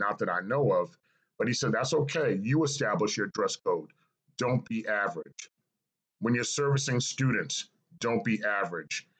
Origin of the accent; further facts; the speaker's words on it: New York City, New York, United States; moved away as an adult; now in Atlanta, United States; I was born and raised in New York City, specifically a child of Cambria Heights, Queens, New York